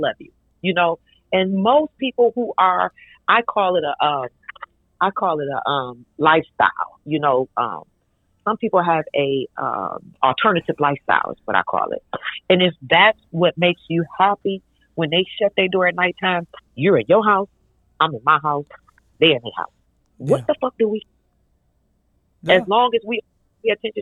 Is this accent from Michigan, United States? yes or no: yes; Detroit, Michigan, United States; I'm from Detroit.